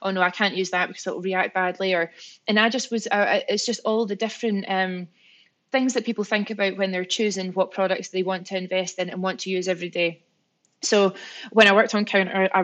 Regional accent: Scotland, United Kingdom; I'm Scottish

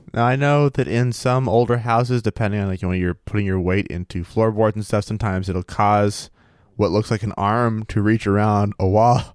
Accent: central Maine, United States; growing up in Maine

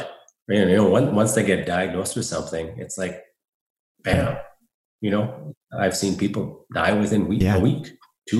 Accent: Saskatoon, Saskatchewan, Canada; moved away as an adult; now in Calgary, Canada; I'm from Saskatoon. I moved to Calgary, Alberta, where I am right now, a little over 3.5 years ago

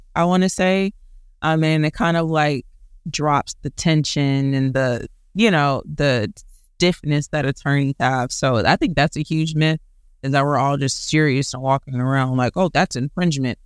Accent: Houston, Texas, United States; I am a Houston native, born and raised

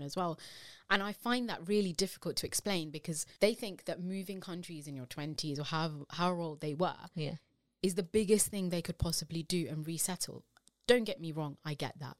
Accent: United Kingdom; as British Asian women

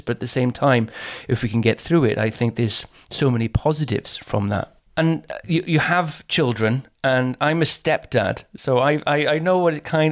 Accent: Caerphilly, Wales, United Kingdom; I come from Caerphilly in South Wales

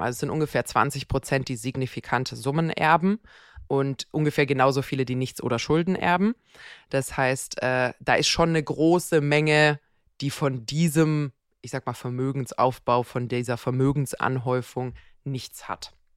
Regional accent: Croatia; moved away; in meiner Heimat Kroatien

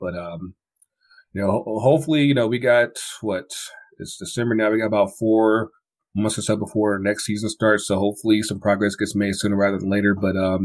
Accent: Kinston, North Carolina, United States; now in Atlanta, United States; my hometown, Kinston, North Carolina, and that's about a good 7 hours from here, from Atlanta

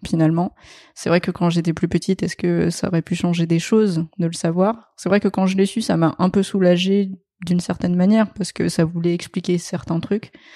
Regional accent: France; also born or lived in Vietnam; mes parents sont français

